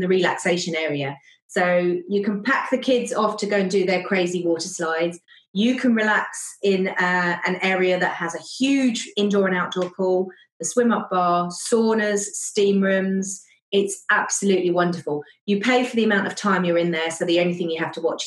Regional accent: United Kingdom; now in Germany; Being British

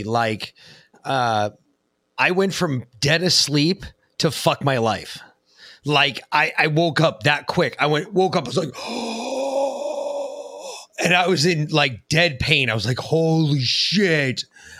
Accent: Ireland; People make fun of me constantly, and I'm Irish, so it's a horrible thing.

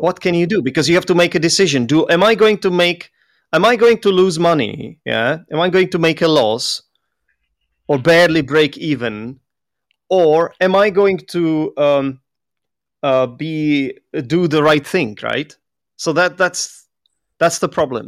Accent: Czechia; English is a second language; moved away; also born or lived in London; that's where I'm from. I'm Czech

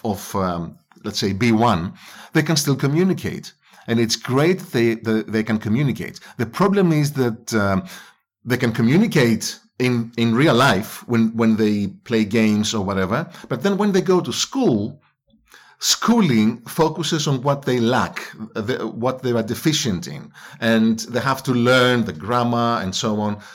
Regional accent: Greece; English is a second language; moved away as an adult; also born or lived in England

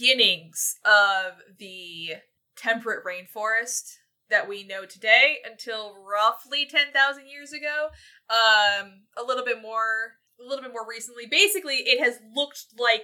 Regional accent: Michigan, United States; I'm from Michigan.

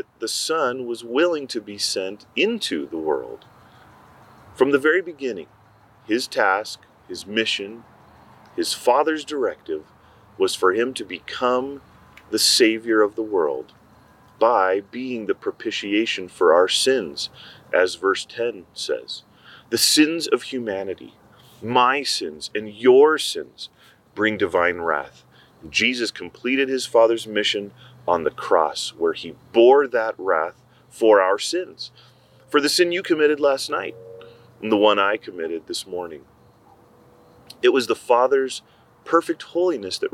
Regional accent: Mexico; I grew up in Mexico

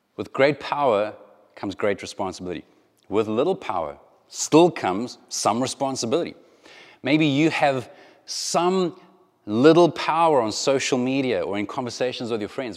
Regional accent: South Africa; moved away; if you grew up in South Africa at the same time that I grew up in South Africa

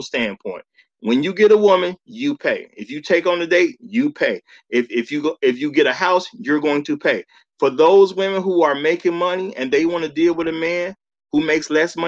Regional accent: Chicago, Illinois, United States; as a man who grew up in Chicago

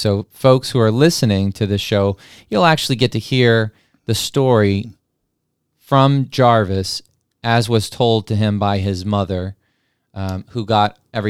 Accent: New Mexico, United States; I grew up in New Mexico, and make no bones about it, I'm very proud of my New Mexico heritage and the history that goes into that state.

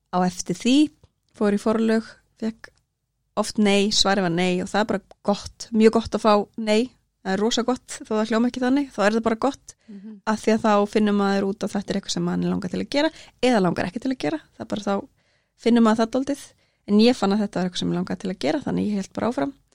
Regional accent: Akranes, Western Region, Iceland; also born or lived in Norway / Reyðarfjörður; ég er alveg upp á Akranesi og bjó líka í Noregi og svo á Reyðafyrði

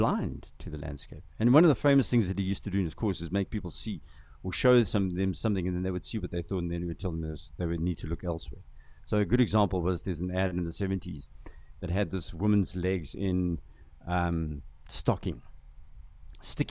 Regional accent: KwaZulu-Natal, South Africa; first language Zulu; English is a second language; also born or lived in Zimbabwe / Boston / San Francisco / Palo Alto; You know, I grew up on a farm in KZN. I grew up speaking Zulu first, my first language.

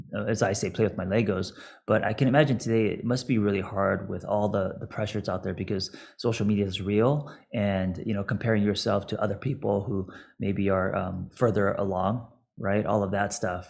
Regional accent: Los Angeles, California, United States; me growing up in Los Angeles skating

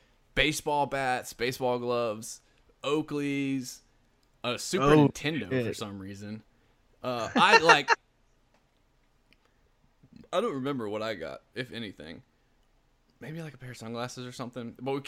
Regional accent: Louisiana, United States; We're Cajun, man.

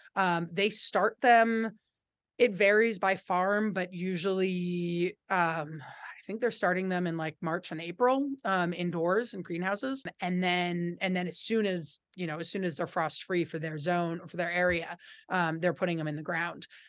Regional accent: Berkeley, California, United States; moved away as an adult; also born or lived in San Francisco Bay Area; now in Vermont, United States; I grew up in Berkeley

